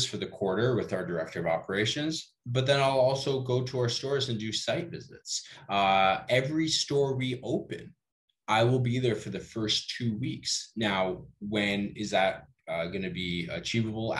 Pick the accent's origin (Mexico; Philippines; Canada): Canada; also born or lived in Peru; I'm Canadian Peruvian